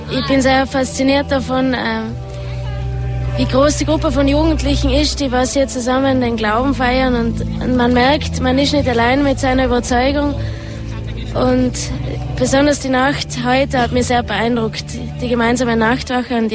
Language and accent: German; Obergurgl, Tyrol, Austria; komme aus dem Ötztal. Aus Obergurgel.